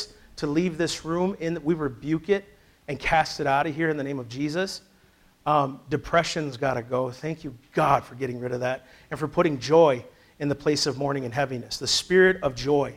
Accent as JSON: {"language": "English", "town": "Sleepy Eye", "region": "Minnesota", "country": "United States", "tie": "born or raised there", "moved": "yes", "said": "I grew up in Sleepy Eye, Minnesota, Little House on the Prairie."}